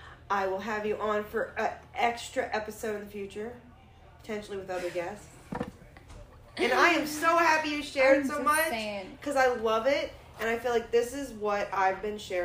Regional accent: the South, United States; now in Colorado, United States; As someone from the South, and I'm from the South as well

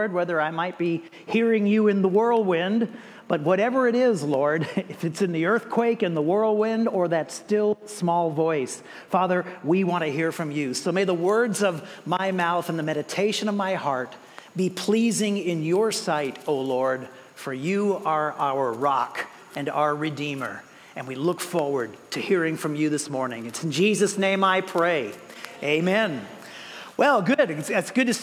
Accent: Moreno Valley, California, United States; also born or lived in Woodcrest, California; I grew up here in Moreno Valley, and prior to that, I was over in Woodcrest.

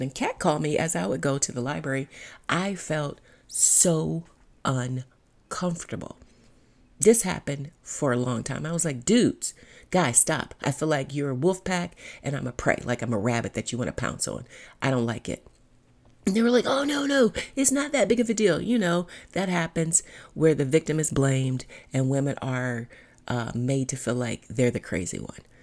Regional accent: Cleveland, Ohio, United States; I'm from Cleveland. We say pop, not soda.

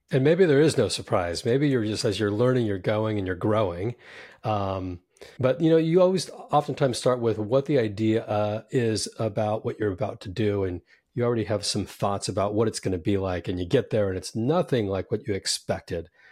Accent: San Jose, California, United States; also born or lived in New York; now in Southern California, United States; I grew up in Silicon Valley in San Jose

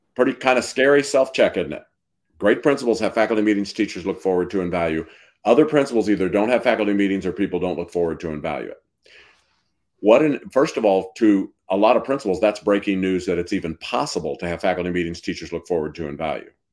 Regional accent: Missouri, United States; I'm from Missouri, where Washington has an R

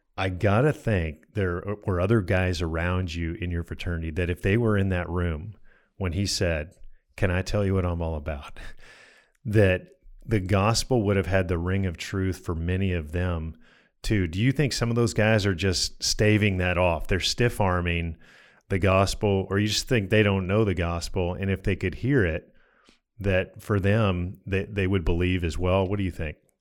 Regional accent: Colorado, United States; I grew up in Colorado

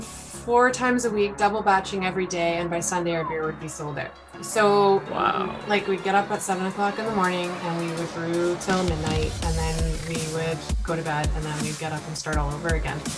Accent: Bayfield, Ontario, Canada; also born or lived in Stratford, Ontario / London, Ontario; I grew up and I was born and raised in Bayfield, left a little while, went to Stratford in London. And then I of course met my husband and we came back

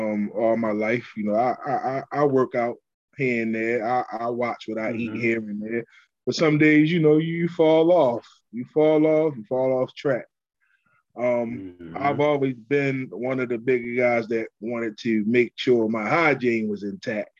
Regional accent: Baltimore, Maryland, United States; I'm from Baltimore, Maryland, born and raised.

